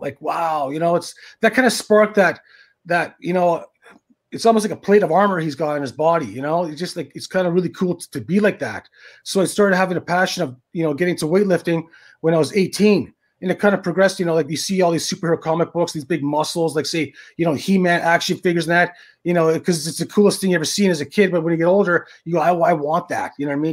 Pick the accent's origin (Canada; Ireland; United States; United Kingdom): Canada; Thunder Bay, Ontario; moved away; back in my hometown, which is Thunder Bay, Ontario, in Canada